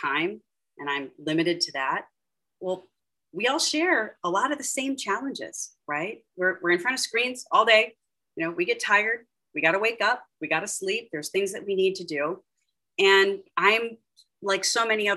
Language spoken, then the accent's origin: English; Pittsburgh, Pennsylvania, United States; moved away; I'm from Pittsburgh originally.